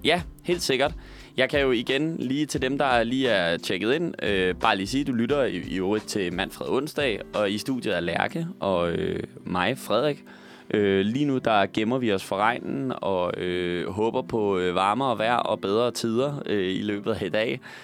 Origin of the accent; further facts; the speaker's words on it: Roskilde, Zealand, Denmark; jeg kommer fra Roskilde